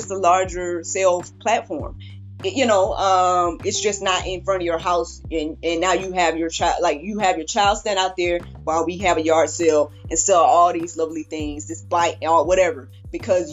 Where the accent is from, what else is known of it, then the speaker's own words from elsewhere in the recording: the South, United States; I'm from the South